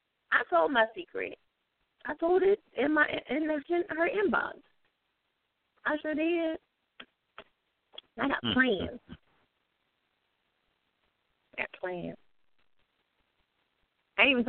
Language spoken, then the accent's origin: English; the South, United States; accent: southern; I do have a southern accent and some stuff. Does come out a little with a drawl